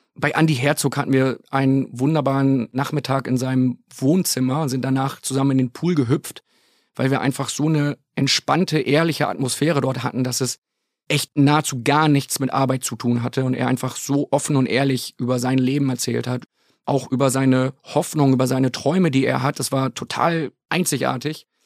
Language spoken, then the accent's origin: German; Bremen, Germany; ich komme gebürtig aus der Bremer Ecke